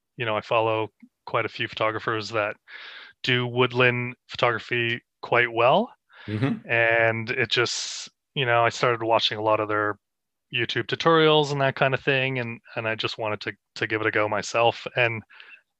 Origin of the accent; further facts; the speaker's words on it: Canada; moved away as an adult; now in Australia; I'm from Canada. I moved here I'd say in 2018.